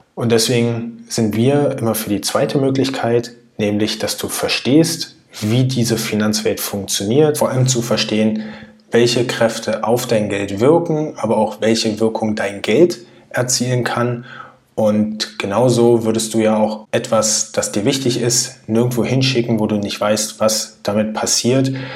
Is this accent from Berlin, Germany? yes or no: yes; Berlin, Germany; Ich bin neunzehnhundertneunundachtzig in Berlin geboren